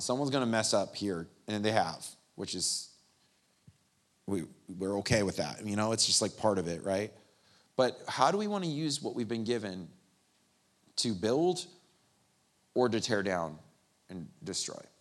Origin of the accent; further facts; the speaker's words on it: San Bernardino, California, United States; I grew up in the Inland Empire, San Bernardino